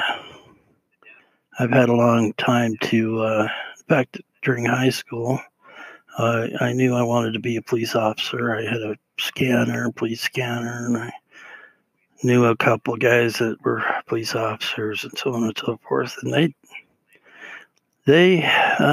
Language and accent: English; Utah, United States; being raised in Utah